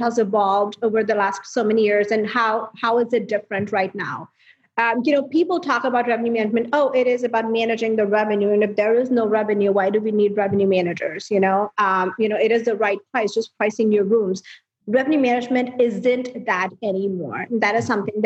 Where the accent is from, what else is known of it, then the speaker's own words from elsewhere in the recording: India; moved away as an adult; now in United States; I was born and raised in India, and then I moved here 8 years